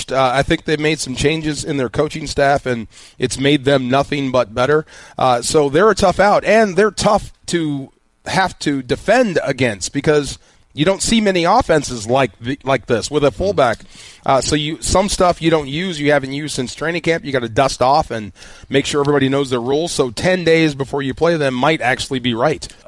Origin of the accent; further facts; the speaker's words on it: Seattle, Washington, United States; Growing up in Seattle, I mean – and going back to you know the Seattle days